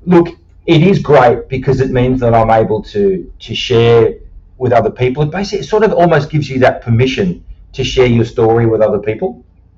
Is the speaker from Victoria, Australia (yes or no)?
no; Sydney, New South Wales, Australia; now in Queensland, Australia; I can remember being involved in bushfires as a 12-year-old in 1982, where I grew up in Sydney, was particularly bushfire prone.